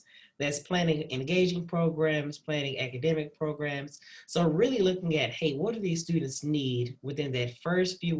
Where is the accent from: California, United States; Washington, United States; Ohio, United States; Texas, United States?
Texas, United States; Dallas; moved away as an adult; also born or lived in Fayetteville, Arkansas; now in Waco, United States; I'm originally from Dallas, Texas